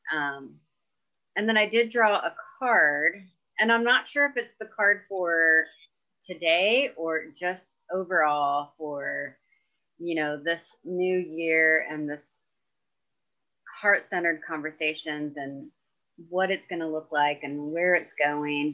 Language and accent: English; Emporia, Kansas, United States; here in my hometown in Emporia